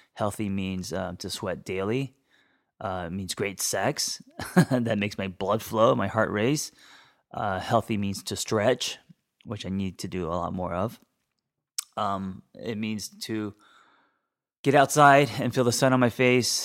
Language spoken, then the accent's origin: English; Los Angeles, California, United States; I grew up in Hollywood